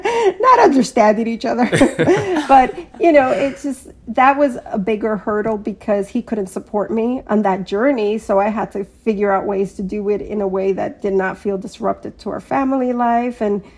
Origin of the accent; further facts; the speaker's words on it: New York City, New York, United States; I'm from Queens, born and bred." But I was just so proud of my culture and I would talk about it all the time. And that's because my parents, being immigrant, raised me in a very Colombian household.